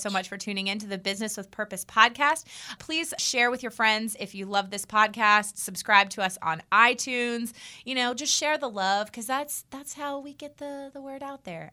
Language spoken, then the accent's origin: English; United States; I'm American. I'm a red blooded American.